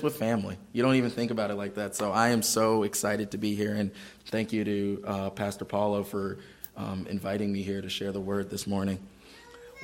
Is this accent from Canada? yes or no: no; Maryland, United States; I grew up in Maryland. I'm Maryland, born and raised